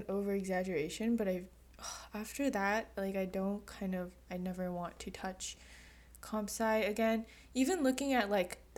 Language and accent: English; United States